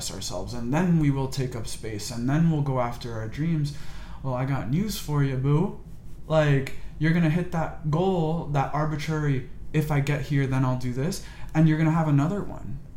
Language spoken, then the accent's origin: English; United States; I was born in America